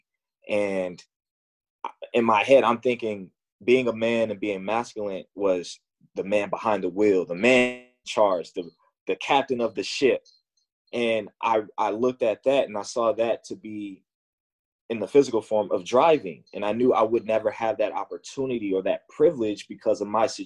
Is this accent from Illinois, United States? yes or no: yes; Chicago, Illinois, United States; growing up in Chicago playing basketball